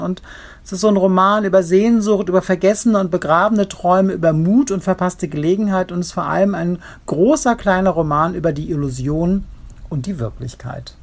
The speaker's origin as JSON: {"language": "German", "region": "Rhineland", "country": "Germany", "accent": "Rheinisch", "said": "ich komme ja aus dem Rheinland. Ich hätte jetzt etwas Rheinisch sprechen können"}